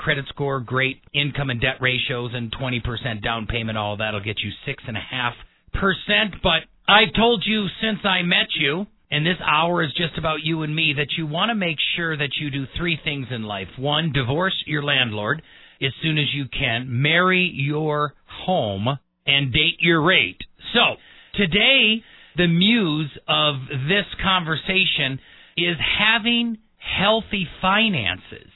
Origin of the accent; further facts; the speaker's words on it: Wisconsin, United States; now in Colorado Springs, United States; Born and raised in the Midwest, in Wisconsin